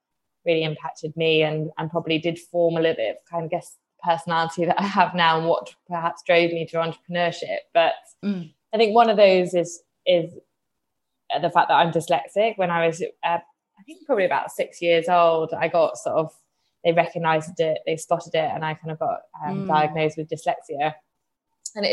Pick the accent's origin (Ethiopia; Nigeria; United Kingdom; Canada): United Kingdom; Reading, South East England; I grew up just outside London, sort of near Reading